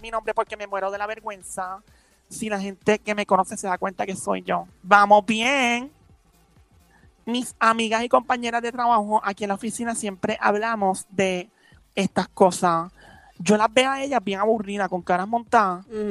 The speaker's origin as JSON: {"language": "Spanish", "town": "San Lorenzo", "country": "Puerto Rico", "tie": "born or raised there", "also_born_or_lived": "Carolina", "said": "yo nací en San Lorenzo."}